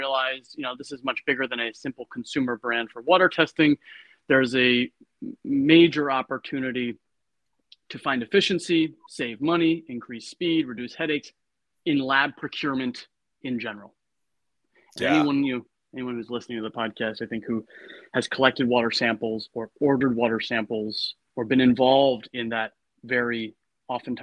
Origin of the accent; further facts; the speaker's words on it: Connecticut, United States; moved away as an adult; also born or lived in Boston, Massachusetts; now in Berkeley, United States; I grew up in Connecticut and went to Boston University